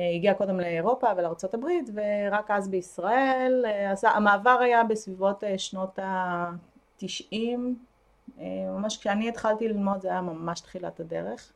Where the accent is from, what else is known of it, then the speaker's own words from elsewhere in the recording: Ashdod, Southern District, Israel; moved away as an adult; also born or lived in Tel Aviv / Haifa; אני מאשדוד במקור